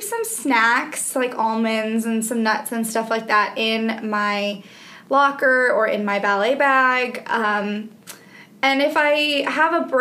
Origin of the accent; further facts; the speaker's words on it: Evanston, Illinois, United States; now in Birmingham, United States; I grew up in Evanston, which is just outside of Chicago